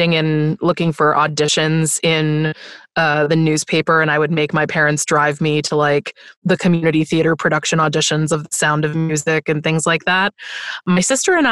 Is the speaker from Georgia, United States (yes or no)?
no; Buffalo, New York, United States; I grew up in Buffalo, New York